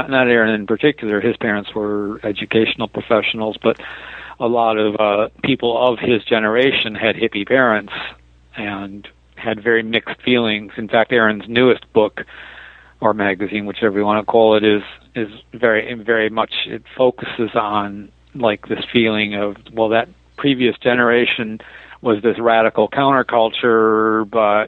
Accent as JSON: {"language": "English", "town": "Detroit", "region": "Michigan", "country": "United States", "tie": "born or raised there", "also_born_or_lived": "East Bay, California / San Francisco, California", "moved": "yes", "said": "I grew up in Detroit"}